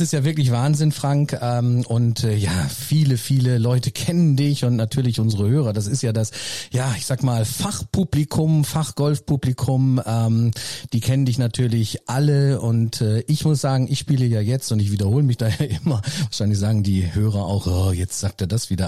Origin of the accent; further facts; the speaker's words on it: Herford, North Rhine-Westphalia, Germany; Also ich komme ja auch aus Nordrhein-Westfalen und oder aus Herford